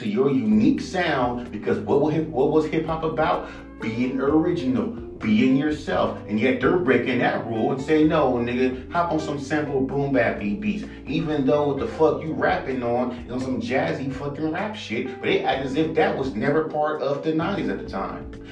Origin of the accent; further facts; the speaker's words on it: West Coast, United States; I'm from the fucking West Coast